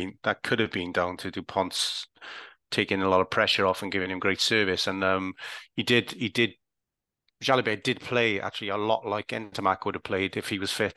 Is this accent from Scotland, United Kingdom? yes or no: no; Welsh, Wales, United Kingdom; I'm Welsh